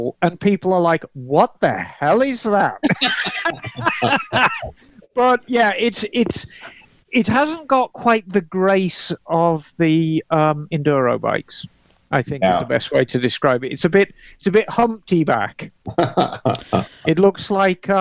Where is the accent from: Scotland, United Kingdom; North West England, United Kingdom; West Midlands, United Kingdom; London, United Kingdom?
West Midlands, United Kingdom; Birmingham; as a child, I grew up in Birmingham